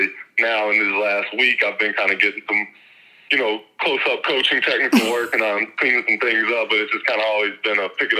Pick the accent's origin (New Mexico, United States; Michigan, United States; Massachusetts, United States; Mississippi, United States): Mississippi, United States; And playing at Illinois State, you know, I came from Mississippi, so mm-hmm.